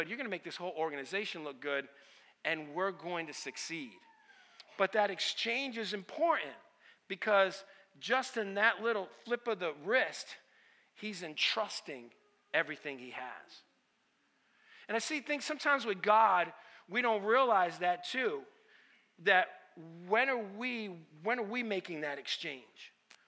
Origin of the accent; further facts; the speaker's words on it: Stamford, Connecticut, United States; first language Italian; English is a second language; I grew up in Stamford, Connecticut.